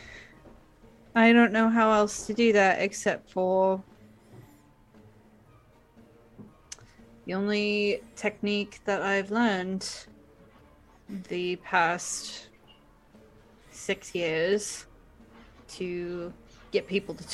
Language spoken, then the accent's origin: English; Midwest, United States; accent: Midwestern; my stupid Midwestern accent.